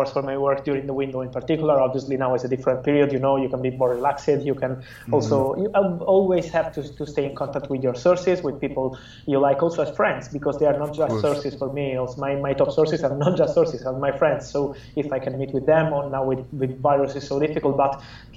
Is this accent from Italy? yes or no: yes; Italy; English is a second language; I am from Italy